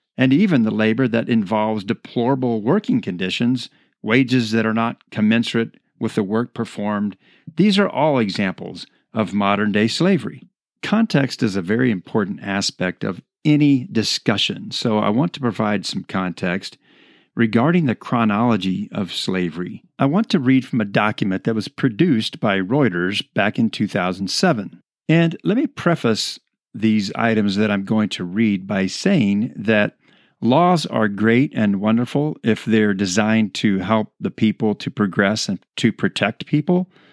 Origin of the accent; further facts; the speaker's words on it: United States; I am an American citizen